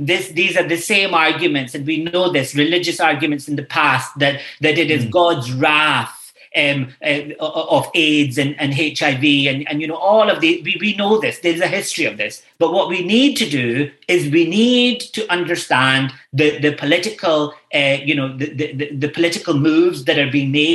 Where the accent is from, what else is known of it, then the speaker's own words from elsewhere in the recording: Scotland, United Kingdom; moved away as an adult; now in Ireland; I grew up in a Scotland where this wasn't the case